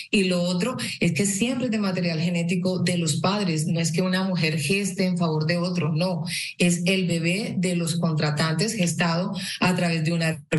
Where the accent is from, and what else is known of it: Colombia